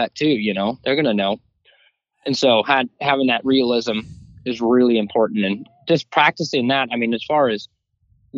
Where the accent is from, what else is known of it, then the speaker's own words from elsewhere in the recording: Washington, United States; moved away as an adult; now in Kentucky, United States; I'm from Lysander, Washington